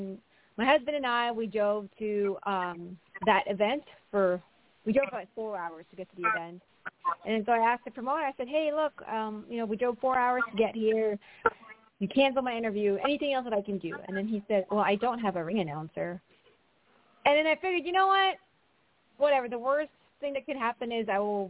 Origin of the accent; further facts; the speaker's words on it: Philippines; moved away as an adult; now in United States; I was born and raised in the Philippines